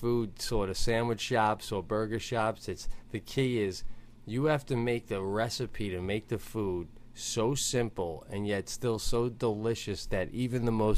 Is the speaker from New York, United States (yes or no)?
yes; Long Island, New York, United States; where I grew up on Long Island.